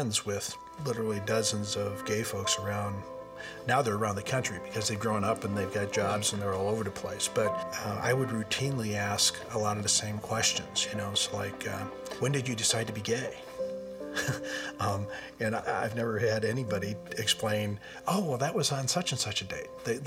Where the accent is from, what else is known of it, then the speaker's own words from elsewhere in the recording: Michigan, United States; we're from Michigan